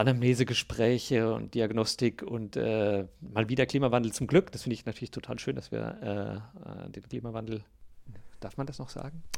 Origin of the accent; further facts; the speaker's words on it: Großauheim, Hesse, Germany; in meiner Heimatstadt Großauheim